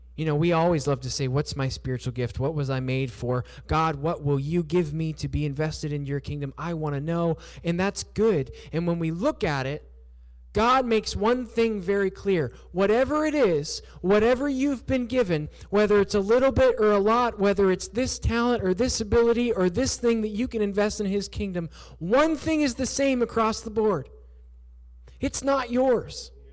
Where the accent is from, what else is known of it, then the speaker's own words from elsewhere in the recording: southwestern Pennsylvania, United States; moved away as an adult; also born or lived in Surabaya, Indonesia; I grew up in southwestern Pennsylvania